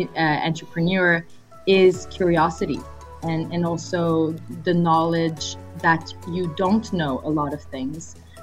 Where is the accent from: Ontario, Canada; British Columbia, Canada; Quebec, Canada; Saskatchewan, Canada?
Quebec, Canada; Montreal; born there; first language French; English is a second language; Yeah, sure. So My background is, well, I'm Canadian. I'm French-Canadian, as you may have been able to tell by the pronunciation of my name. So my mother tongue is French. I was born in Montreal.